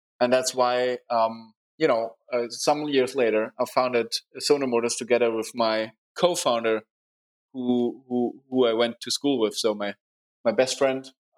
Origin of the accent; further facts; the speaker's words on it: Munich, Bavaria, Germany; it's nice to grow up here. Very nice city, a very good, nice people, a very interesting startup hub